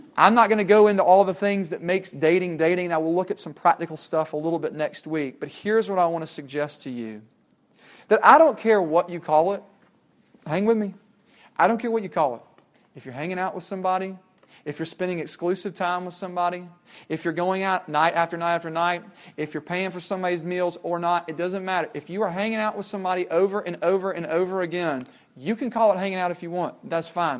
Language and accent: English; Tennessee, United States; when we were growing up in Tennessee